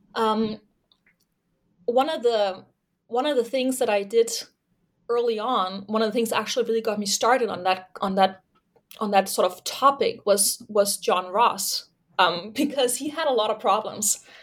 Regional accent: Denmark; moved away as an adult; also born or lived in Leeds, United Kingdom / Toronto, Canada; I'm originally from Denmark.

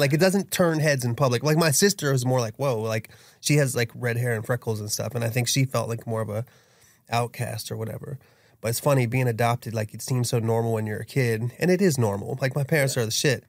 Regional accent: Dunkirk, Maryland, United States; I was raised in Dunkirk, Maryland, which is a small town that's a suburb of Washington, D.C.

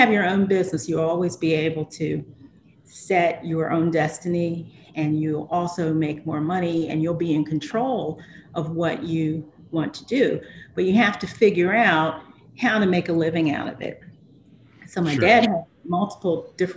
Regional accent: Philadelphia, Pennsylvania, United States; now in Delaware, United States; I grew up in Philadelphia

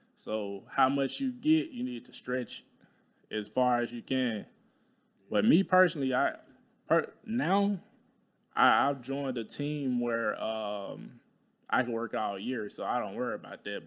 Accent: Talladega, Alabama, United States; moved away; I'm from Alabama. I'm from, like, Talladega, Alabama

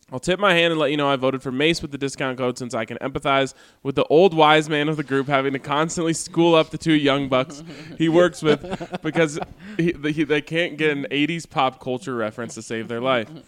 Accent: Denver, Colorado, United States; spending the last four and a half years missing my hometown and team, either out of the country or hospitalized thanks to work, I was in serious need of Broncos football in my life.

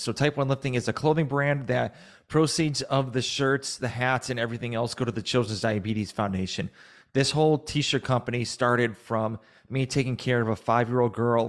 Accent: Massachusetts, United States; now in Georgia, United States; So I am from Massachusetts.

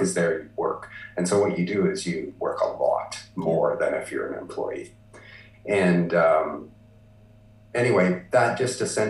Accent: Vancouver, British Columbia, Canada; moved away; So I was born in Vancouver, BC, Canada. You know, and I continue to live in Canada, and I've lived across Canada.

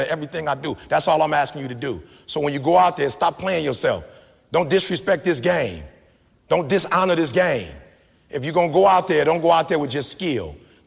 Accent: Detroit, Michigan, United States; I'm from the D. My people worked at Ford, GM, and Chrysler

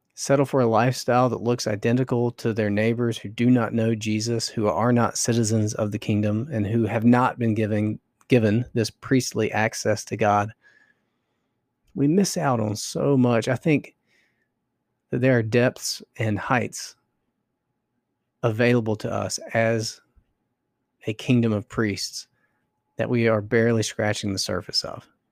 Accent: North Carolina, United States; I grew up in North Carolina, going to church

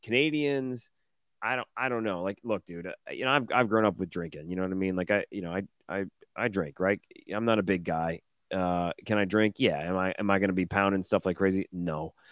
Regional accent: Detroit, Michigan, United States; I'm not from Seattle. I grew up in Detroit.

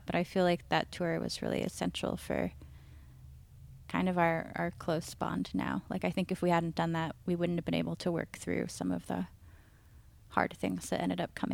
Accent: Seattle, Washington, United States; I grew up in North Seattle

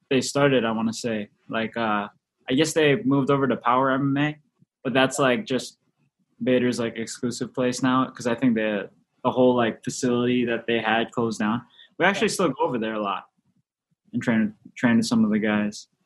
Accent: Hawaii, United States; Mostly yeah, Filipino. Filipino from Hawaii

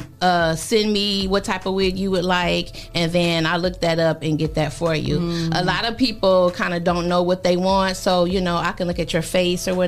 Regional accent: Toledo, Ohio, United States; I'm from Toledo.

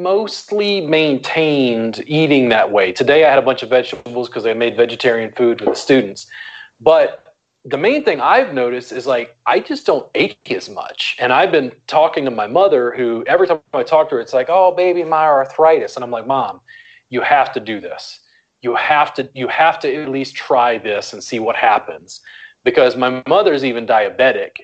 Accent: South Louisiana, United States; I grew up in South Louisiana. Cornbread, red beans, and rice is like gumbo, you know, roux is like just a part of the culture I grew up

